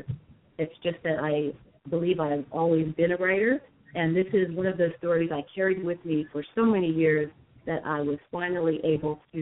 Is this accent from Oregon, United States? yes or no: no; Aliquippa, Pennsylvania, United States; my hometown in Aliquippa, Pennsylvania.